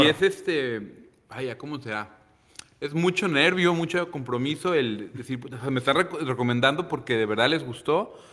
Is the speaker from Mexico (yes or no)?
yes; Manzanillo, Colima, Mexico; no nací aquí en Manzanillo como muchos, pero tengo viviendo aquí, llegué a los 10 años de edad, tengo 34 años. Entonces tengo más de dos terceras partes de mi vida aquí